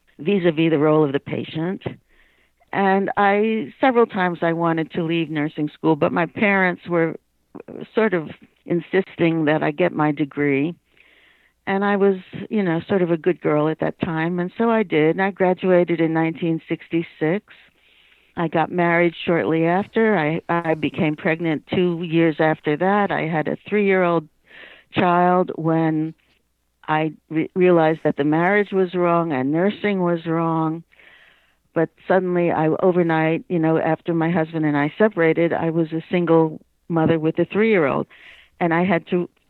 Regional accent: New York City, New York, United States; moved away; I was born, raised, and grew up and lived for 50 years in New York City. But I was raised in Queens

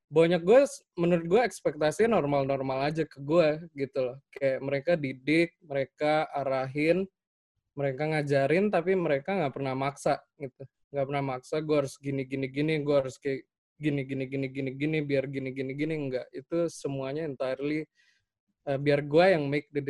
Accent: Makassar, South Sulawesi, Indonesia; also born or lived in Salatiga; now in Jakarta, Indonesia; gue dari Salatiga, gedenya tapi di Makassar.

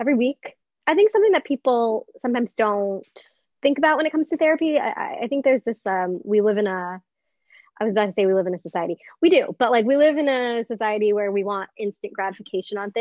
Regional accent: Northbrook, Illinois, United States; moved away as an adult; now in New York City, United States; I grew up in the Chicagoland area

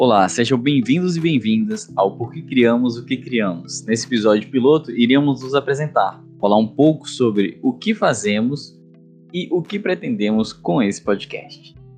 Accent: Teixeira de Freitas, Bahia, Brazil; eu sou de Teixeira de Freitas, Bahia

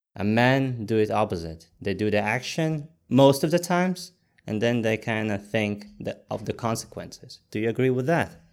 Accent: Latvia; moved away; I'm originally from Latvia

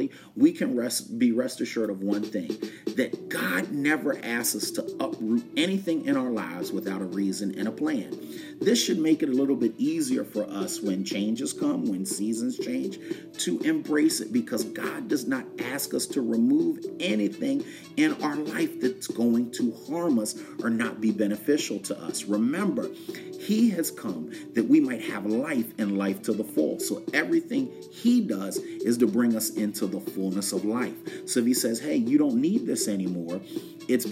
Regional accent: West Chester, Pennsylvania, United States; when I was growing up in Westchester, Pennsylvania, right outside of Philadelphia

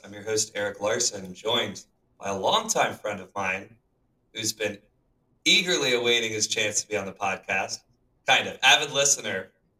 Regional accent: Charlotte, North Carolina, United States; who I've known for a long time growing up in Charlotte, North Carolina.

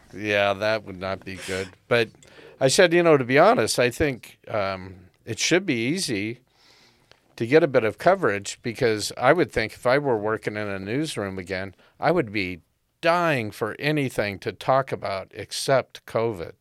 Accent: United States; now in Canada; I'm an American by birth, but, uh, Canadian by choice

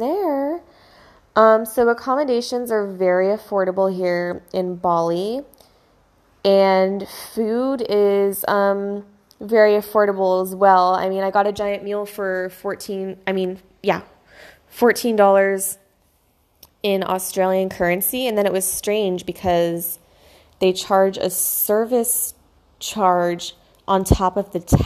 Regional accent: California, United States; growing up in America and in California

